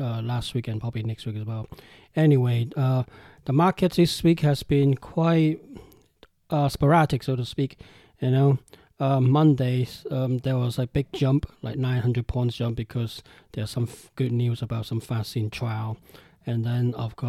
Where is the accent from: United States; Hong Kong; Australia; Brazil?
Hong Kong; now in United Kingdom; I'm Hong Kong Chinese. I'm from Hong Kong, and I moved to UK